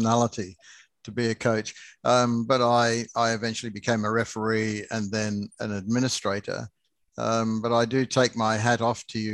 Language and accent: English; Yorkshire and the Humber, United Kingdom; as a Yorkshireman myself